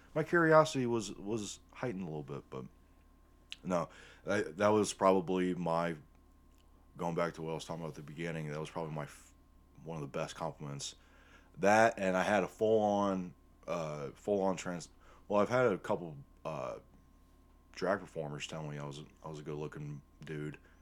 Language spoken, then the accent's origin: English; Northwest Ohio, United States; growing up in Northwest Ohio